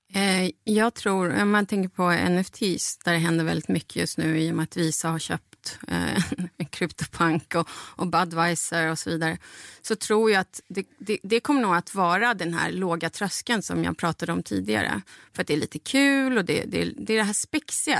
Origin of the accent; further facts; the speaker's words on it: Bolivia; now in Sweden; mitt hemland